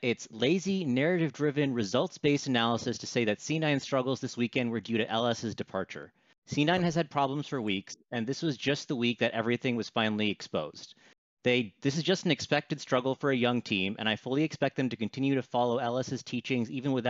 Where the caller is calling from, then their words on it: San Francisco, California, United States; San Francisco, California.